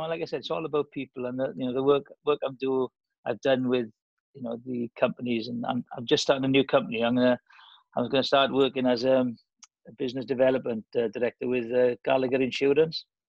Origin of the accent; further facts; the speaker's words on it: Welsh, Wales, United Kingdom; being Welsh.